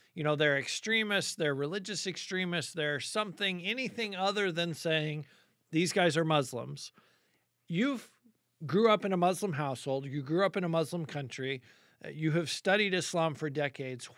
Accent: United States

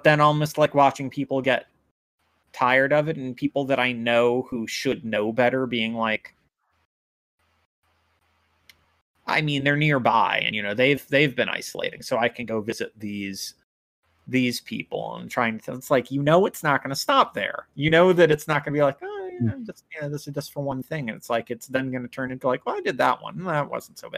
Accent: United States; as an American

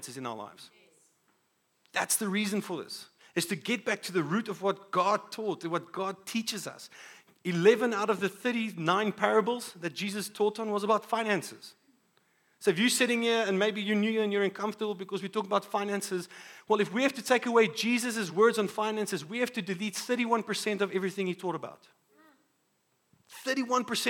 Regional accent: South Africa; as a South African

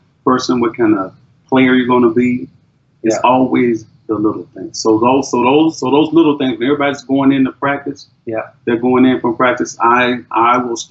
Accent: Dallas, Texas, United States; I was born and raised in Dallas

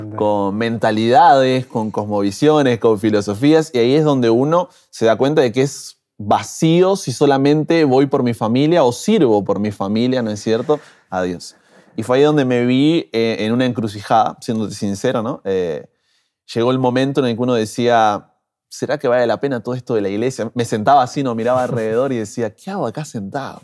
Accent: Buenos Aires, Argentina; moved away as an adult; now in Brazil; Soy nacido en Argentina, Buenos Aires, ¿no es cierto? Allí de la capital.

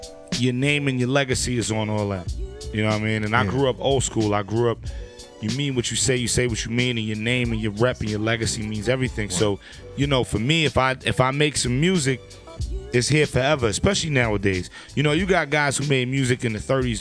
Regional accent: New York City, New York, United States; I'm from Brooklyn

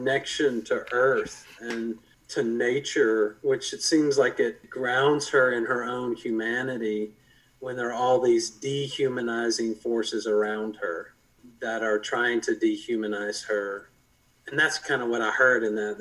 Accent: Louisville, Kentucky, United States; I was raised here in Louisville and went to Wagner High School

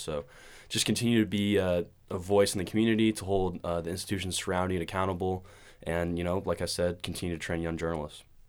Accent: Portland, Oregon, United States; I'm from Portland, Oregon. Uh, born and raised

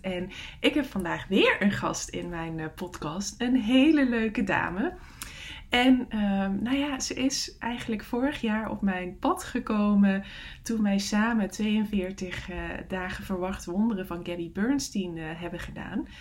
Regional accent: Netherlands; moved away; het dorp is waar mijn eh, ouders wonen, waar ik vandaan kom

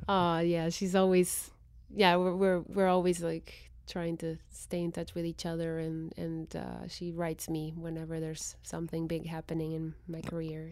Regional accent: Guatemala City, Guatemala Department, Guatemala; first language Spanish; English is a second language; moved away as an adult; I was born and raised in Guatemala City.

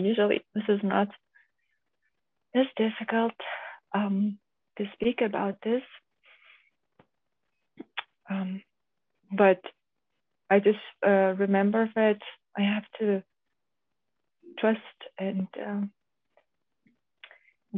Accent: Lithuania; now in Germany; me and my husband, we come from Lithuania.

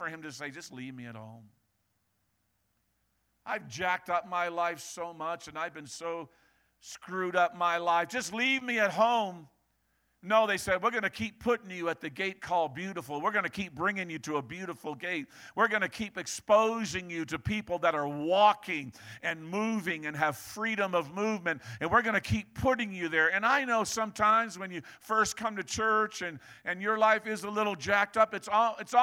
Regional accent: New England, Maine, United States; Reminds me of Maine and growing up in New England

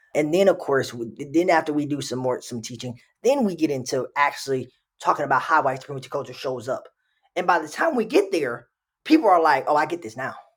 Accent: Texas, United States; moved away as an adult; now in Minnesota, United States; I'm from Texas.

